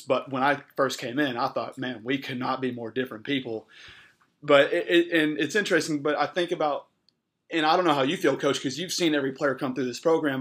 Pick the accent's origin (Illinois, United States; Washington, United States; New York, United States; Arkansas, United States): Arkansas, United States; as an Arkansan man